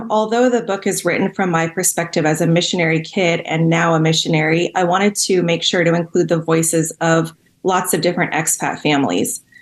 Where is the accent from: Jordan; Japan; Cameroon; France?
Cameroon; Yeah, I grew up in Cameroon. My parents were with Wycliffe Bible translators. So I grew up in a small village, and my parents translated the Bible into the Noni language.